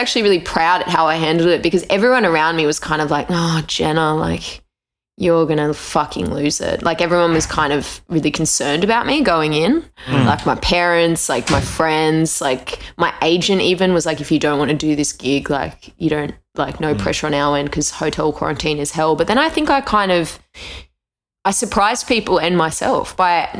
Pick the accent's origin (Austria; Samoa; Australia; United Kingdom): Australia; as an Australian